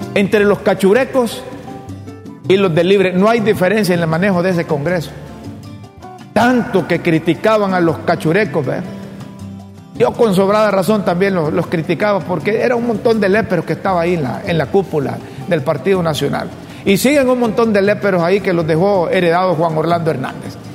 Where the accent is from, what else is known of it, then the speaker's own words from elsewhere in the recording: Honduras; como hondureño